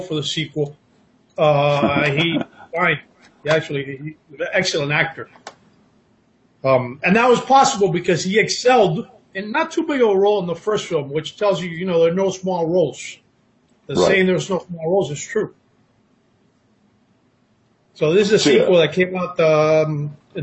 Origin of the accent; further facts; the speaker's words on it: Miami, Florida, United States; moved away as an adult; now in Los Angeles, United States; I was born and raised in Miami. I moved out here to L.A., 19 years ago now